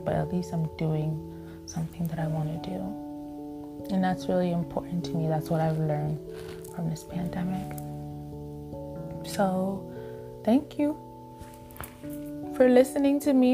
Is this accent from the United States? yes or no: yes; New York City, New York, United States; moved away as an adult; we're originally from Staten Island, but we weren't living in Staten Island anymore. It was the pandemic that brought us back home